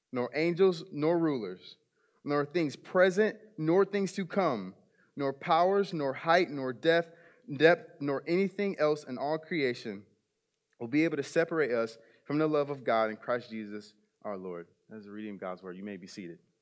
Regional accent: South Bend, Indiana, United States; I grew up in South Bend, Indiana

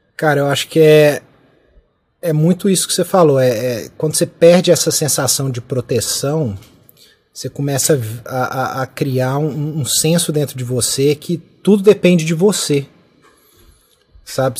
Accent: Brazil; moved away as an adult; now in United Kingdom; a gente brasileiro

